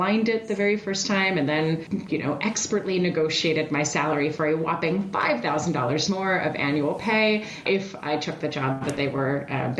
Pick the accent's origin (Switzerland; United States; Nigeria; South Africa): Switzerland; moved away; I hail from Europe. I'm originally from Switzerland